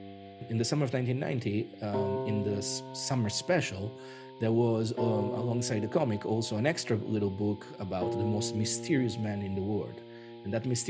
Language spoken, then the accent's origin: English; Rome, Lazio, Italy; being an Italian, born and bred in Rome